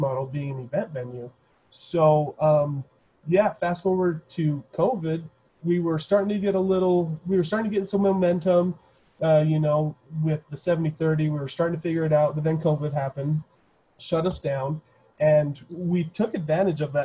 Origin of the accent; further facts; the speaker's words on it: Logan, Utah, United States; I was born and raised in Logan